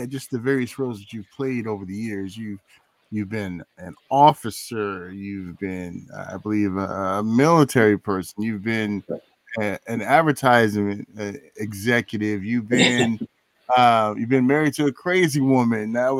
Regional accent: California, United States; man, I'm from California.

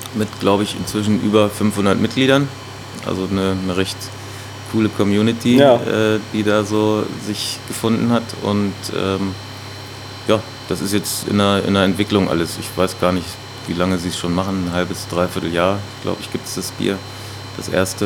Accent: Gifhorn, Lower Saxony, Germany; also born or lived in Berlin; now in Hannover, Germany; ich komme aus dem Raum Gifhorn. Das ist also zwischen Braunschweig und Hannover

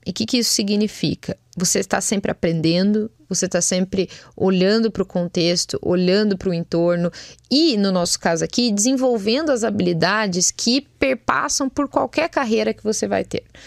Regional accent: Brazil; a gente como brasileiro, como um povo, né, que vem aí, a gente já traz bagagem

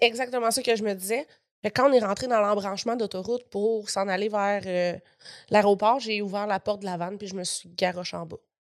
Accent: Gatineau, Quebec, Canada; pendant qu'on était à Gatineau, dans ma ville natale

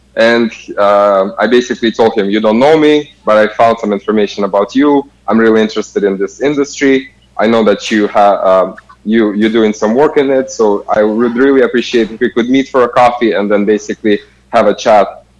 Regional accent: Kazakhstan; moved away as an adult; originally I'm from Kazakhstan

